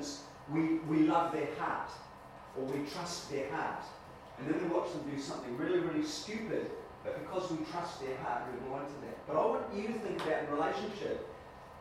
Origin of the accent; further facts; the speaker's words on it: New Zealand; I grew up in New Zealand